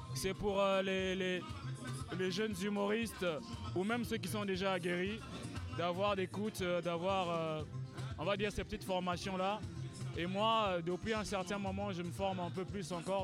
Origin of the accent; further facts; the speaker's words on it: Pointe-Noire, Republic of the Congo; Pointe-Noire, qui est ma ville natale